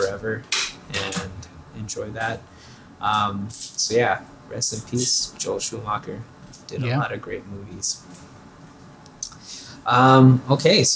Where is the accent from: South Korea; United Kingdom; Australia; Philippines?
Philippines; now in United States; In the Philippines, it's like our national sport, and so I knew of the Lakers and Magic Johnson and Kareem Abdul-Jabbar before I even immigrated to the U.S.